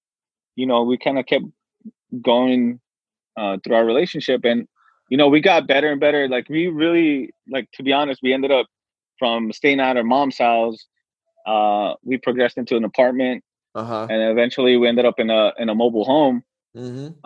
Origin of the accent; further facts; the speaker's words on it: El Paso, Texas, United States; we're from Texas. We're from El Paso